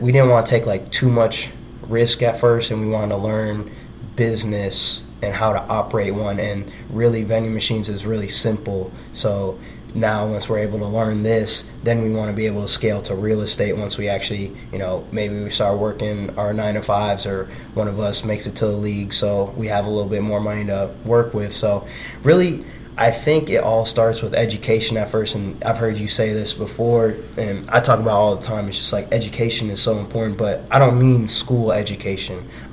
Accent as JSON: {"language": "English", "town": "Iowa City", "region": "Iowa", "country": "United States", "said": "I'm from Iowa originally. So I'm from Iowa City, Iowa"}